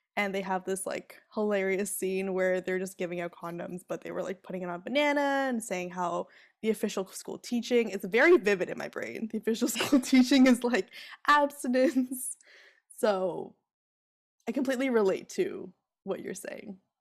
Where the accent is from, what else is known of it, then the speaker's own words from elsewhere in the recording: Ontario, Canada; I grew up in Ontario